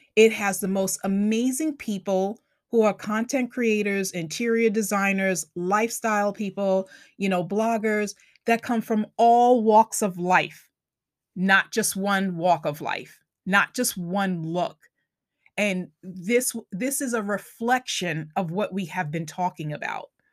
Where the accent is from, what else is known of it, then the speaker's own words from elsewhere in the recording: Long Island, New York, United States; accent: Long Island; my Long Island accent kicks in sometimes